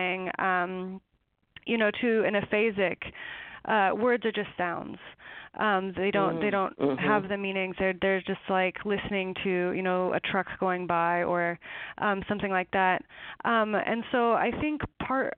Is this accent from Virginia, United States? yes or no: no; eastern Washington, United States; it's in eastern Washington, in a canyon by the Snake River